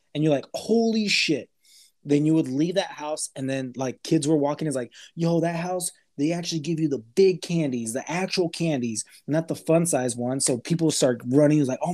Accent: El Paso, Texas, United States; where we grew up in El Paso, Texas, it's a border city

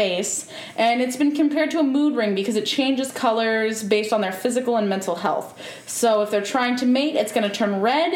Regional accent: United States; also born or lived in Midwest; now in West Coast, United States; I grew up in the South and in the Midwest

